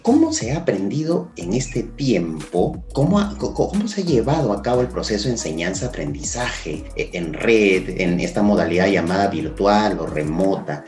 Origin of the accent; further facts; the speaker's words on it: Peru; como buenos peruanos y buenos educadores